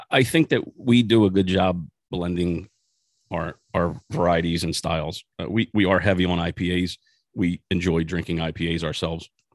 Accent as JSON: {"language": "English", "town": "Philadelphia", "region": "Pennsylvania", "country": "United States", "tie": "born or raised there", "moved": "as an adult", "lives_now": "New Jersey, United States", "said": "I was born and raised in South Philadelphia."}